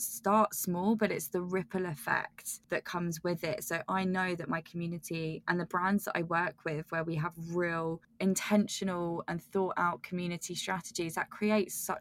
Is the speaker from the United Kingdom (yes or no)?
yes; United Kingdom; accent: British; now in London, United Kingdom; my croaky British accent